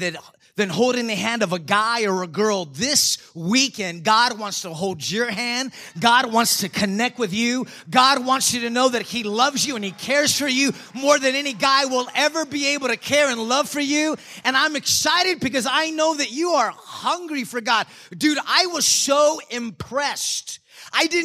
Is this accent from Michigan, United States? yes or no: no; San Antonio, Texas, United States; I'm from San Antonio